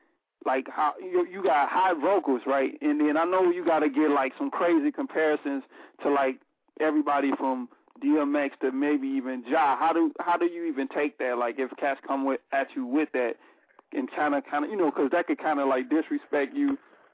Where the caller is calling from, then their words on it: Chicago, Illinois, United States; from Chicago.